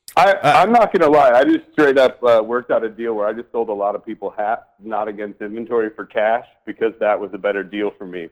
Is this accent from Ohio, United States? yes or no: no; Michigan, United States; I'm a Midwest kid. I grew up in in Michigan, watched our jobs go away